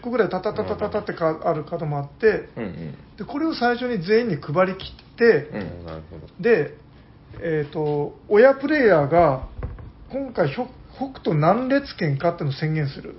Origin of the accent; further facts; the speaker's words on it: Nagasaki, Japan; 自分と同じ長崎出身の